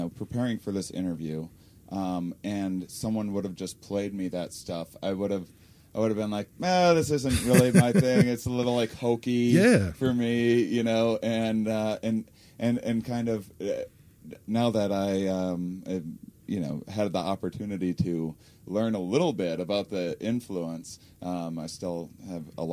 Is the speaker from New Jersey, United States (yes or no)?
no; Wisconsin, United States; I'm from Wisconsin